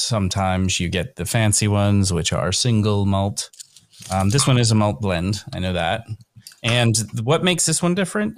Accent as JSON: {"language": "English", "region": "Northern Kentucky", "country": "United States", "tie": "born or raised there", "said": "I'm from Kentucky"}